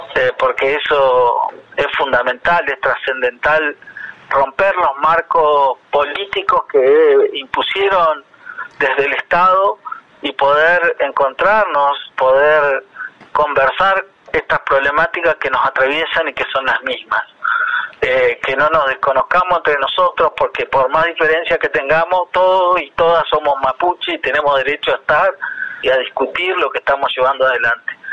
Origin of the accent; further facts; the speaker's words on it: Alto Valle de Río Negro, Argentina; nosotros las comunidades del Alto Valle de Río Negro